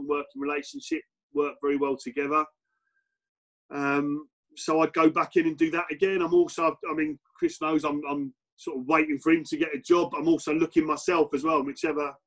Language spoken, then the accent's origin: English; Basingstoke, South East England, United Kingdom; I was brought up in Basingstoke